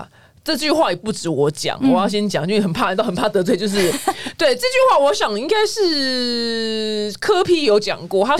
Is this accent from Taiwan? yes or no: yes; Taiwan; 所以就是我们台湾人的那个美学这件事情可以提升。